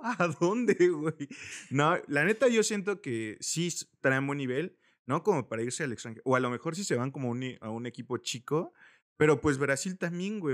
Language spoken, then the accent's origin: Spanish; Mexico; nosotros como cultura, como mexicanos